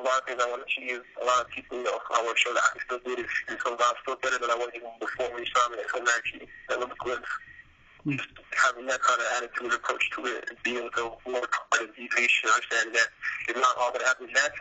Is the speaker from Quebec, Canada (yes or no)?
no; Toronto, Ontario, Canada; moved away; I'm from Toronto